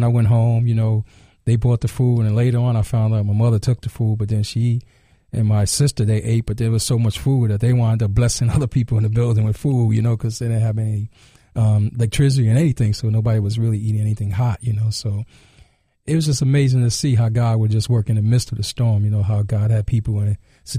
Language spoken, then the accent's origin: English; New York City, New York, United States; I'm from Rockaway originally, and my mother's still out there, actually.